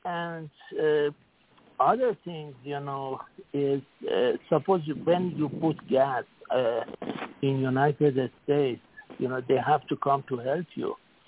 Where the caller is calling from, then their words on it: Singapore; Okay, this is … calling from Singapore.